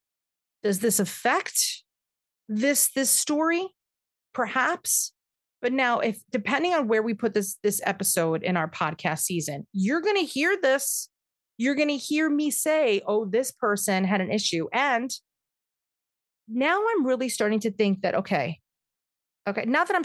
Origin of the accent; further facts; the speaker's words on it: New York, United States; I am a New Yorker